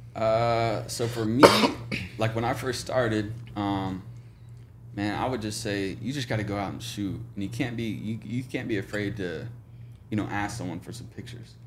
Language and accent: English; Oklahoma, United States; born or raised there; moved away as an adult; now in Jacksonville, United States